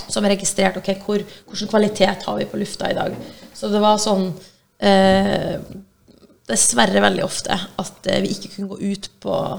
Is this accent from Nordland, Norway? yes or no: yes; Brønnøysund, Nordland, Norway; moved away as an adult; also born or lived in China; Så jeg er fra Brønnøysund